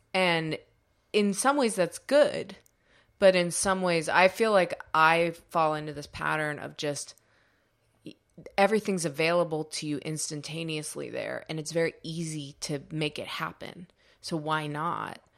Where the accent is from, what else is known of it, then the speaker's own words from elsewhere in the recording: United States; we're American